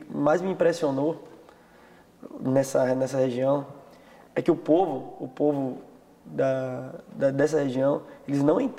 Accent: Salvador, Bahia, Brazil; Vim de Salvador. É, bem longe daqui, que uma cultura completamente diferente.

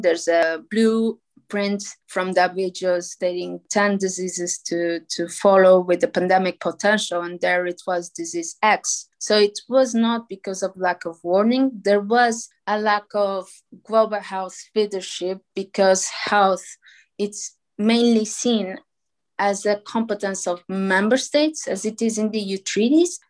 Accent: Portugal; I come from Portugal.

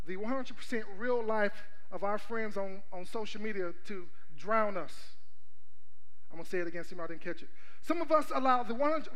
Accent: Texas, United States; also born or lived in Houston; now in Atlanta, United States; I'm from Texas. I grew up in East Texas for half of my life. East Texas is the country. I grew up in Houston, another half of my life.

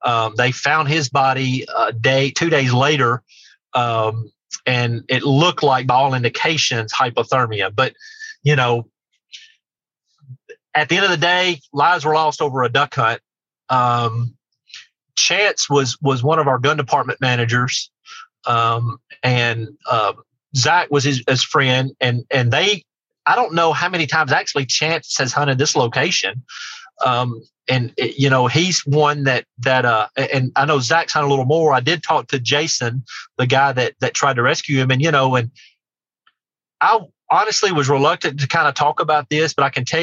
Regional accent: near Martin, Tennessee, United States; my hometown, just the town right next to mine in Martin

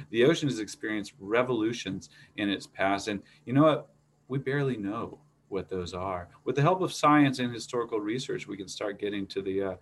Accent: California, United States; moved away as an adult; also born or lived in Portland, Oregon, United States / Moscow, Russia; I was born in Portland, but uh, spent a lot of time in a small town in California growing up. And uh, I decided to move to Moscow in 1999

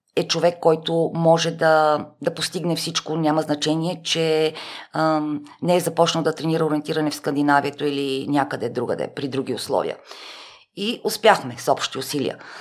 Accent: Sofia, Sofia City, Bulgaria; аз съм от София, т.е. да, родена съм в София, всичките ми роднини са в рамките на 20 км диаметър от София. Ние в Шопско

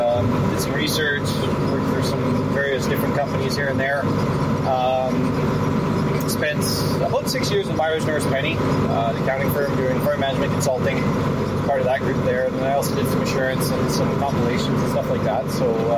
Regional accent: Melita, Manitoba, Canada; also born or lived in Dauphin, Manitoba; Now, I'm originally from Melitta, Manitoba, kind of born and raised. A bit of a transplant to Dauphin, finished some high school up there.

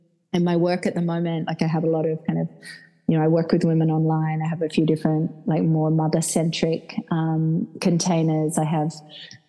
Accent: Perth, Western Australia, Australia; accent: Australian; now in Ibiza, Spain; you'll hear I'm very Australian. I'm from Perth

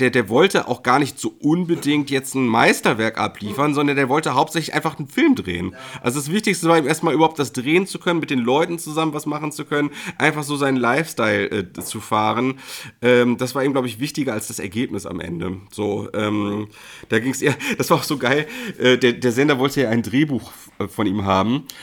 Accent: Hamburg, Germany; und das ist für mich als Hamburger wirklich eine, ein großes Highlight, sieht man die Hamburger Straßenbahn

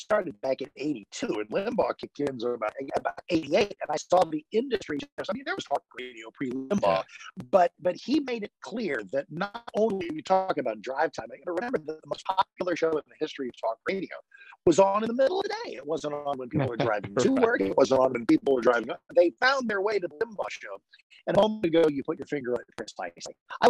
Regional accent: Washington, D.C. area, United States; also born or lived in San Antonio, Texas; I was born in San Antonio. Dad was in the Air Force. And that's a native Texan. Can't take that away from me, even though we shipped out when I was like 18 months old. I spent most of my upbringing in the suburbs of Washington, D.C.

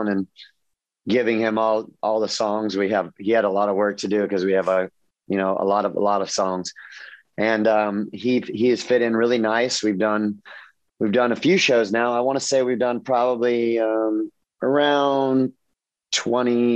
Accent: Southern California, United States; I grew up in Southern California

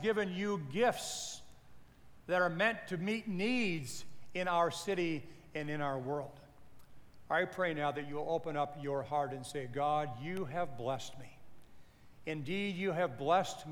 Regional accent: Peoria, Illinois, United States; moved away as an adult; also born or lived in Japan; I grew up in Peoria, Illinois.

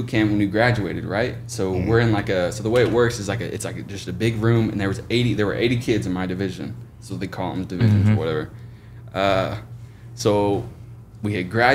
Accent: Oklahoma, United States; moved away as an adult; now in Jacksonville, United States; my hometown

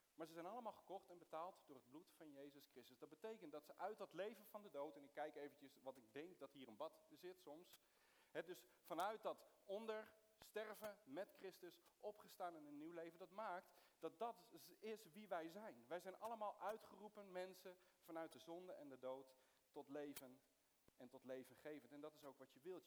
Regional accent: Soest, Utrecht, Netherlands; also born or lived in Middle East; ik ben geboren in het Midden-Oosten, maar ik ben opgegroeid in, in Soest

